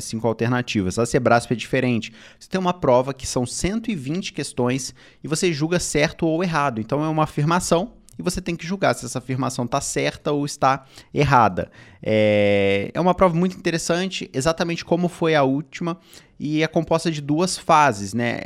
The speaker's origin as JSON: {"language": "Portuguese", "region": "Rio de Janeiro", "country": "Brazil", "said": "eu sou do Rio de Janeiro"}